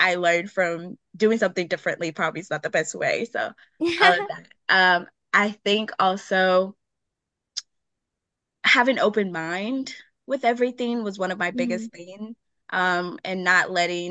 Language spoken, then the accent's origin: English; Nigeria; now in Milwaukee, United States; Growing up in Nigeria